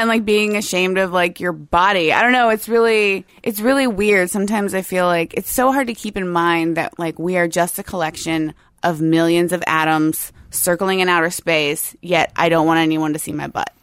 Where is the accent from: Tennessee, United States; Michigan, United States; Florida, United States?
Florida, United States; Tampa; moved away as an adult; also born or lived in Gainesville / Saint Augustine; now in Seattle, United States; I grew up near Tampa